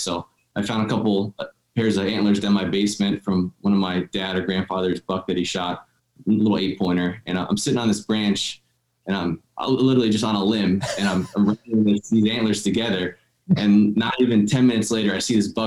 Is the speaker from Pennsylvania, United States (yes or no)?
yes; Dallas, Pennsylvania, United States; I'm born and raised in Northeast Pennsylvania here, about 20 minutes outside of Wilkes-Barre in a town called Dallas